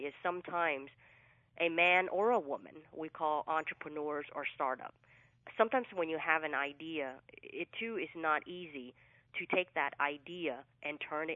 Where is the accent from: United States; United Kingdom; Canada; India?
United States; Fresno, California; first language English; also born or lived in Vietnam; now in Southern California, United States; So I grew up in Central California, which was Fresno, California